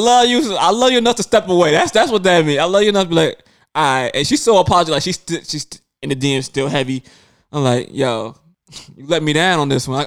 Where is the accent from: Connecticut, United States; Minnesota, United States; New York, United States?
New York, United States; New York City; I grew up in Brooklyn